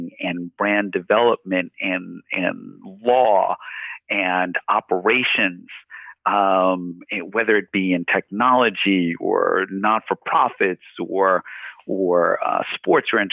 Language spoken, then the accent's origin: English; New York City, New York, United States; now in Toronto, Canada; I grew up in Queens, New York, in East Elmhurst